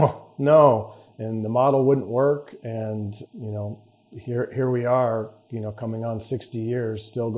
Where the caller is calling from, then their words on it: Dallas, Texas, United States; and I come to you today from Dallas, Texas.